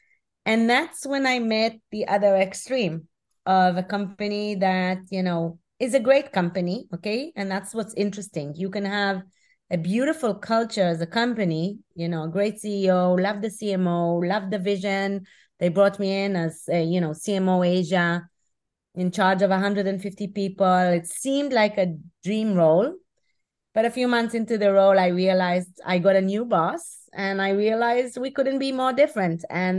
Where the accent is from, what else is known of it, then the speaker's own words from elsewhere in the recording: Israel; So I'm originally from Israel, as you mentioned. And back in 98, I started my career with Procter & Gamble in Geneva.